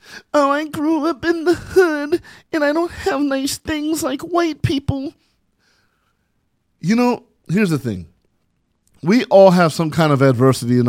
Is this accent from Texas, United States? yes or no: no; San Bernardino, California, United States; I grew up in San Bernardino, California, and I grew up with not a lot of things material-wise.